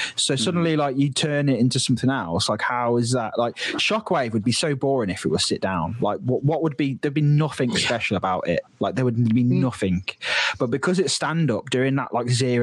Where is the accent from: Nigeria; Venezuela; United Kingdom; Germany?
United Kingdom; near Drayton Manor, West Midlands; growing up near Drayton Manor